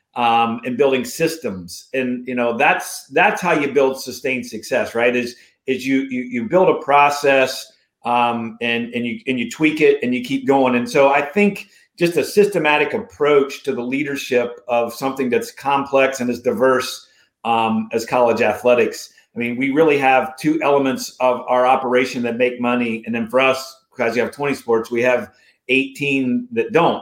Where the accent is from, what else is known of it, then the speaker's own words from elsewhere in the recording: Morgantown, West Virginia, United States; growing up in Morgantown, West Virginia